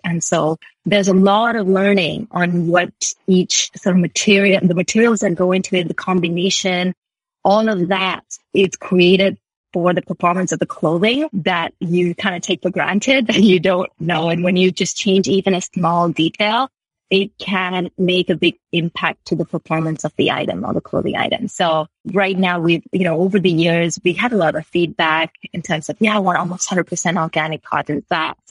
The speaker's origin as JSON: {"language": "English", "country": "Sri Lanka", "tie": "born or raised there", "also_born_or_lived": "United Kingdom", "moved": "as an adult", "lives_now": "Canada", "said": "I grew up in Sri Lanka"}